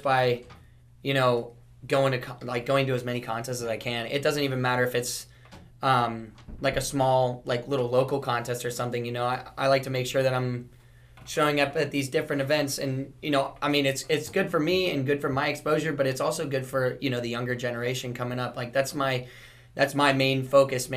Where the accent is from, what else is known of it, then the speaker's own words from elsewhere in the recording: South Florida, United States; growing up in South Florida